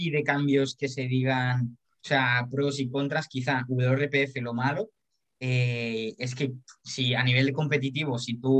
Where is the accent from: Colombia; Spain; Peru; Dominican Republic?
Colombia; Soy colombiano.